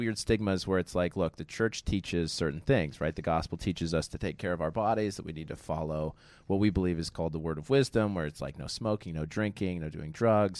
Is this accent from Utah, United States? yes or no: yes; Utah, United States; also born or lived in Monterey Park, California; now in Los Angeles, United States; Born in Monterey, Park City, California, and then moved to Utah when I was 5.